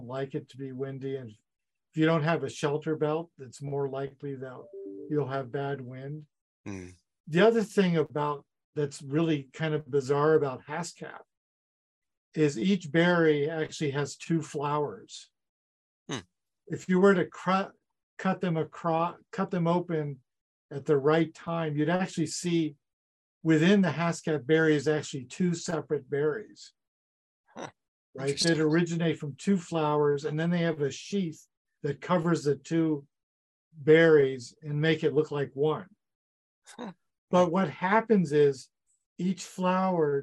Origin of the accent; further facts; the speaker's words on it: United States; now in Saskatchewan, Canada; I grew up in the States